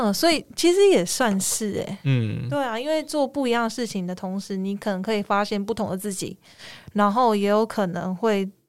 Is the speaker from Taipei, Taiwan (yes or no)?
no; Kaohsiung, Taiwan; 我是高雄人